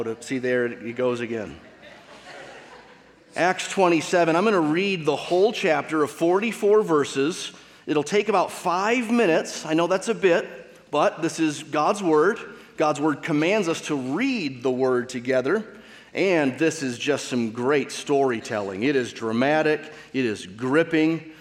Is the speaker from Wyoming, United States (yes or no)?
no; Michigan, United States; I grew up in Michigan with the Great Lakes surrounding that state.